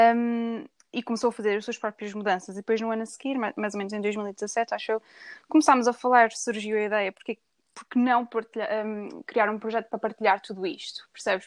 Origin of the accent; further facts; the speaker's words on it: Viseu, Portugal; moved away as an adult; now in England; sou natural de Viseu, mas já estou a morar desde 2013 em Inglaterra